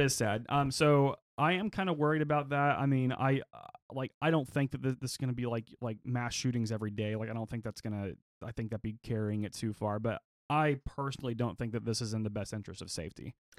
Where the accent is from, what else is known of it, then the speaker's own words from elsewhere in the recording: Oklahoma, United States; growing up in Oklahoma, we do kinda have a gun culture here